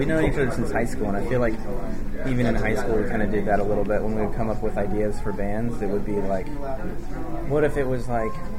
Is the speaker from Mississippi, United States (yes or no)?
no; Chapel Hill, North Carolina, United States; we grew up in Chapel Hill